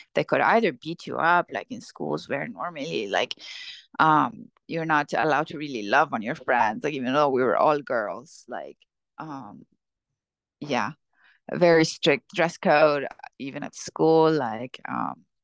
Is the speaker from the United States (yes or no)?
no; Syria; moved away; I'm from Syria. I grew up in Syria